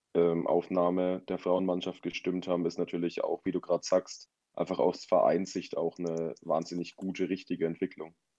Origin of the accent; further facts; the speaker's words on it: Germany; als Deutscher